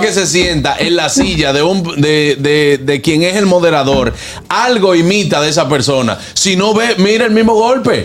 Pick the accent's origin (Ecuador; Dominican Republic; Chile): Dominican Republic; como dominicanos